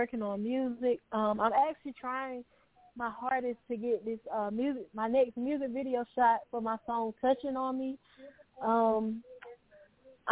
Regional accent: Greenville, North Carolina, United States; I'm from Greenville, North Carolina

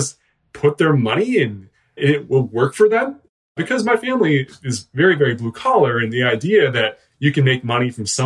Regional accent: Western Pennsylvania, United States; also born or lived in Philadelphia, Pennsylvania; I'm a Western Pennsylvania guy. I grew up here and there, mostly small towns

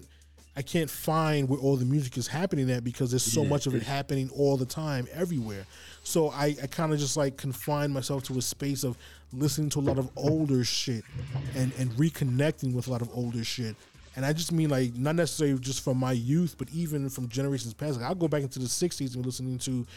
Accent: New York City, New York, United States; I grew up uptown in Harlem, Manhattan

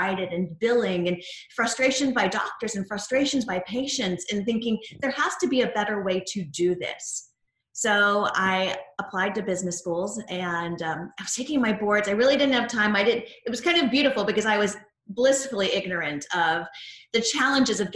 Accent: Tennessee, United States; moved away as an adult; also born or lived in Boston / New Haven; now in Georgia, United States; I grew up in Tennessee, only about 2 hours from where we are here

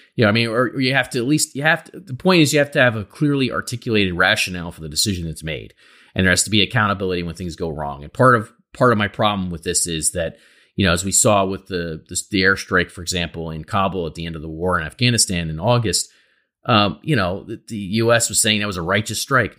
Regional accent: United States; as an American

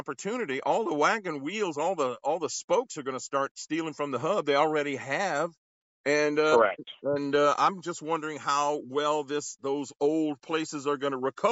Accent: Gonzales, Louisiana, United States; I'm not from New Orleans. I'm from Gonzales. But I'm only like 45 minutes up the road.

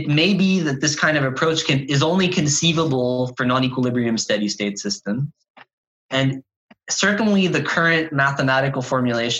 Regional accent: Canada; I'm a Canadian

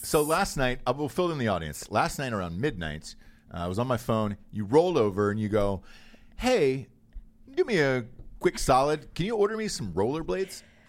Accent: Forsyth County, Georgia, United States; there was a county that I grew up in that still, like, hated black people as of, like, the nineteen nineties. Um, Forsyth County was the name of it

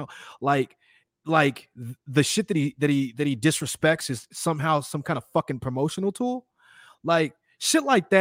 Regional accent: Chicago, Illinois, United States; also born or lived in Houston, Texas / Austin, Texas; now in Los Angeles, United States; I'm from Chicago

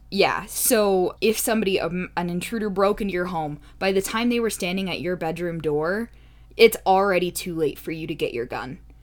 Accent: United States; I grew up in the United States

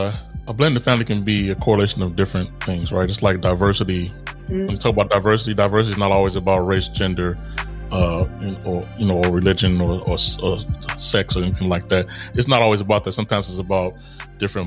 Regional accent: United States; moved away; I'm an American citizen, right? And a lot of times we, as Americans, come here, dropped in Italy

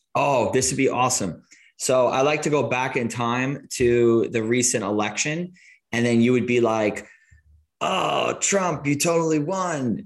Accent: Long Island, New York, United States; I grew up in Long Island

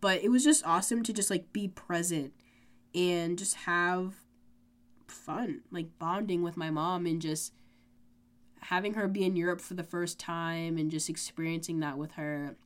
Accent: United States

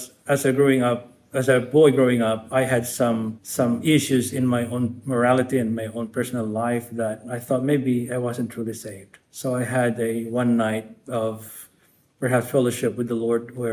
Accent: Angeles City, Central Luzon, Philippines; I'm from the northern parts of the Philippines. I was born in Angeles City

